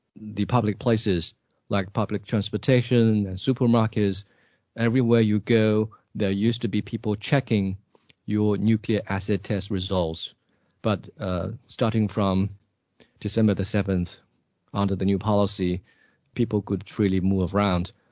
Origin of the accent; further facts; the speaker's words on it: Suichuan, Jiangxi, China; now in Nanchang, China; my hometown, Jiangxi Province